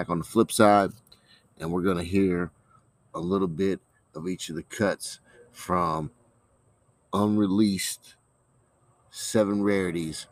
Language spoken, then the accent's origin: English; Columbia, Missouri, United States; I'm from the Midwest, Columbia, Missouri, smack dab in the heart of the country